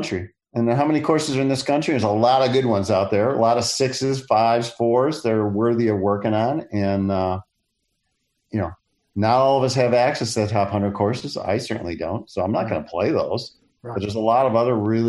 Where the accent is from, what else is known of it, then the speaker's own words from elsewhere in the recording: Detroit, Michigan, United States; I grew up in Detroit